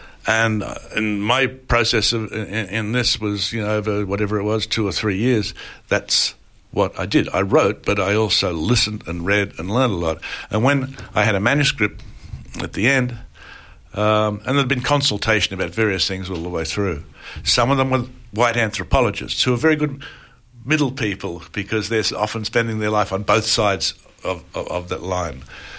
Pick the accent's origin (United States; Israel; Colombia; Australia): Australia; Bacchus Marsh, Victoria; moved away; I visit my hometown every time I come to Australia and I see my sister and my brother and then I leave.